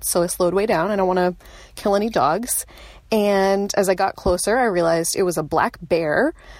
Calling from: Bedford, New Hampshire, United States; I'm calling from Bedford, New Hampshire.

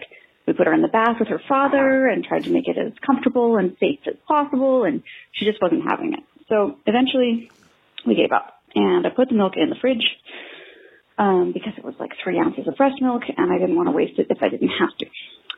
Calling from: Victoria, British Columbia, Canada; I'm calling from Victoria, British Columbia

